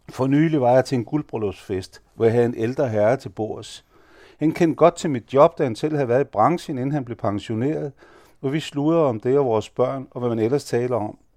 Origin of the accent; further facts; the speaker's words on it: Denmark; Han vidste, at jeg var født og opvokset i Danmark, og jeg hele liv igennem har været dansk direktørjob, og jeg er gift med en dansker.